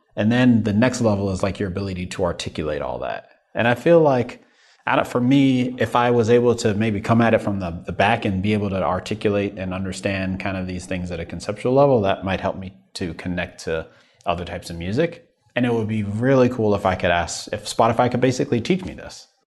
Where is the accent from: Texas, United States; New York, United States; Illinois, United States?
New York, United States; now in Midwest, United States; as a New Yorker